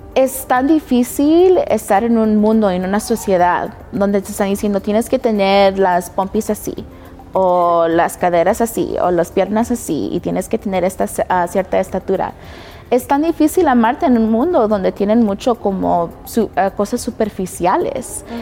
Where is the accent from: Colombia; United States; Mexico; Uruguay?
United States; Denver, Colorado; also born or lived in Los Angeles, California / Nebraska; cuando tenía como mis 12 años nos mudamos acá en Denver. Y tengo 28 años, siento que me crié aquí.